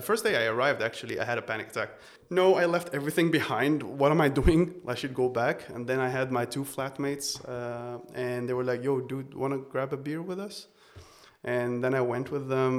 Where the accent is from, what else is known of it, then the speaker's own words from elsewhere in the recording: Beirut, Beirut Governorate, Lebanon; moved away as an adult; now in Vienna, Austria; I'm originally from Beirut, Lebanon. I grew up there. I spent like the first 23 years of my life there